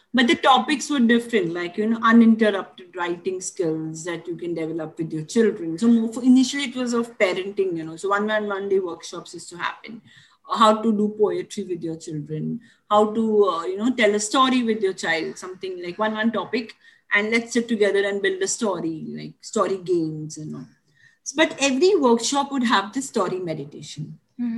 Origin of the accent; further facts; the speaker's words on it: Mumbai, Maharashtra, India; I grew up in Dadar.